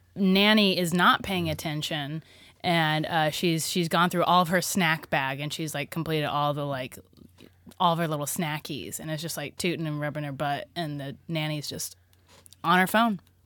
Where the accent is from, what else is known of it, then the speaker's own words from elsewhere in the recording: Oklahoma, United States; I'm from Oklahoma